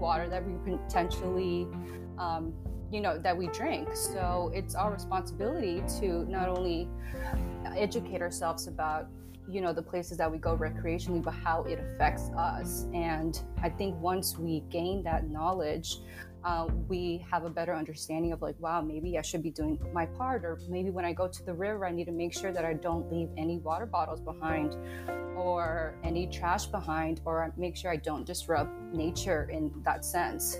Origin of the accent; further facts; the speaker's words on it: Long Beach, New York, United States; now in Atlanta, United States; I grew up in Long Beach, New York, um, and I lived right across from the ocean